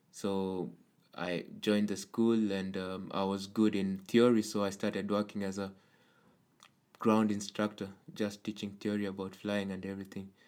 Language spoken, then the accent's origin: English; Kenya; moved away as an adult; now in Denmark; I'm come from Kenya, and I've been flying in uh, Kenya before I moved to Denmark.